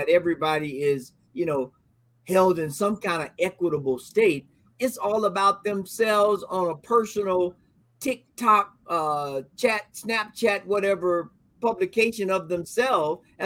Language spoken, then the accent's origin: English; Florida, United States; I grew up in Florida, about 34 miles from the Georgia line